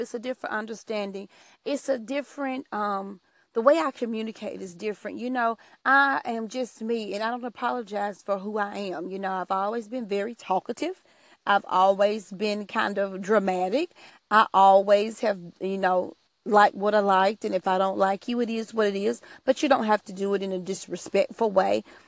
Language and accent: English; Alabama, United States; I am from Alabama. I'm a country girl